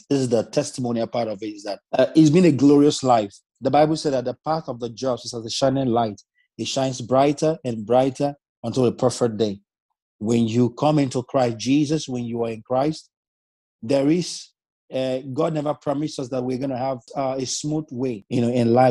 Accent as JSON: {"language": "English", "country": "Nigeria", "moved": "yes", "lives_now": "Zeist, Netherlands", "said": "I'm from Nigeria, but I'm currently based in the Netherlands."}